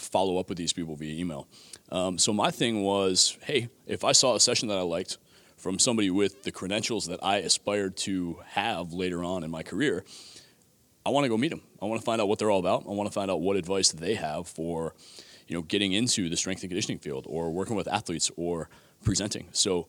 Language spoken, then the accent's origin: English; Buffalo, New York, United States; So I grew up in Buffalo, New York.